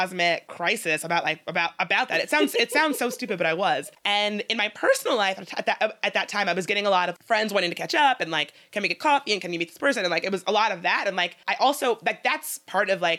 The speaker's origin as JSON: {"language": "English", "town": "Midlothian", "region": "Virginia", "country": "United States", "tie": "born or raised there", "moved": "yes", "said": "I'm really lucky to have grown up in Richmond, but I should say I grew up in Midlothian"}